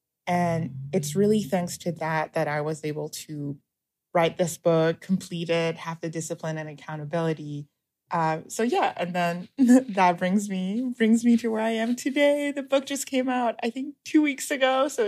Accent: Shanghai, China; bookstores in Shanghai when I was growing up, or in the form of DVDs and movies and TV shows that growing up in China, I had a very easy access

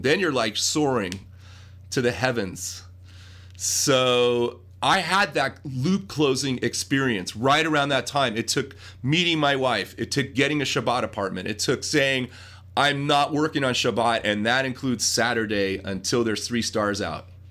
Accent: Los Angeles, California, United States; growing up in the Brentwood, Pacific Palisades area of Los Angeles

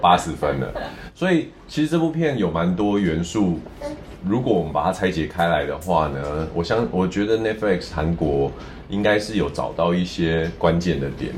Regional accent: Taiwan; 身为台湾人

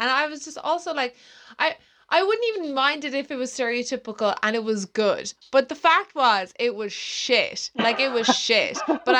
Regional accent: Ireland; accent: Irish

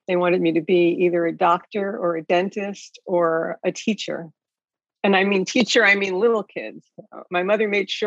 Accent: New York City, New York, United States; I grew up in New York City, born and bred

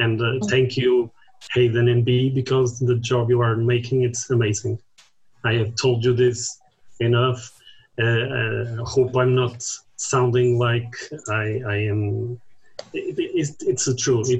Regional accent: Portugal; also born or lived in Porto; from Portugal. I live in Porto or Oporto.

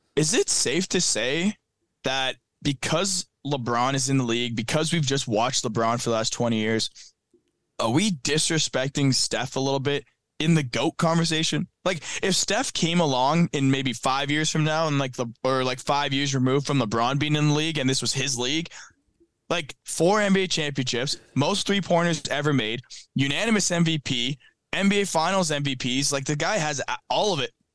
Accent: Canada; I'm Canadian

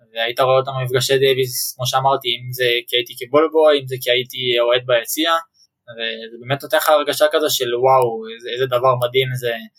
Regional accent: Ra'anana, Central District, Israel; also born or lived in Ramat HaSharon; גדלתי ברעננה

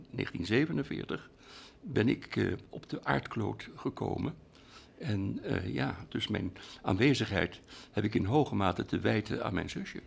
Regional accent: Rotterdam, South Holland, Netherlands; in Rotterdam, waar ik geboren ben

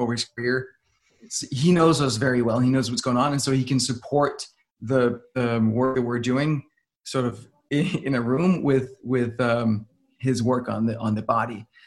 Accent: Denmark; I'm from Denmark.

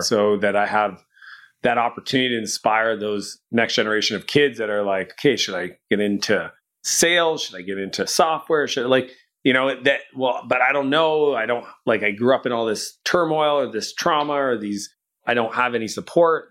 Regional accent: Canada; I'm Canadian

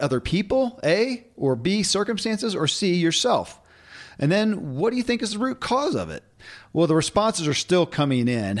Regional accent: Kentucky, United States; born or raised there

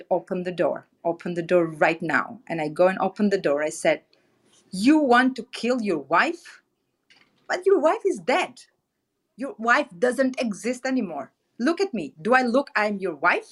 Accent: Albania; moved away as an adult; the capital city of my home country, Albania

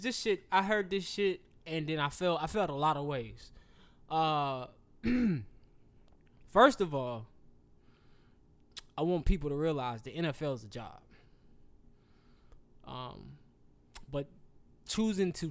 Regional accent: the South, United States; I am from the South.

